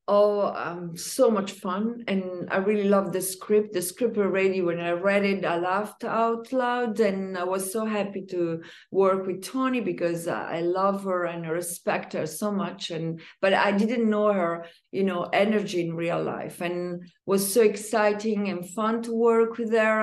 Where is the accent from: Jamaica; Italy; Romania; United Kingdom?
Italy; Umbria; I'm Italian, even though I don't come from Rome, I come from Umbria